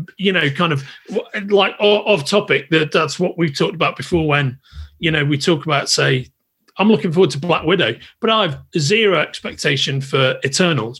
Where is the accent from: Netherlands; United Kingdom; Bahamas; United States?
United Kingdom; England; I'm English.